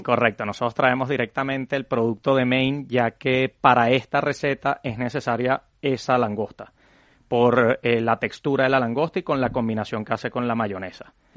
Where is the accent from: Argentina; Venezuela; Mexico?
Venezuela; now in Madrid, Spain; nosotros somos una familia de venezolanos que llegamos en el 2016 a, España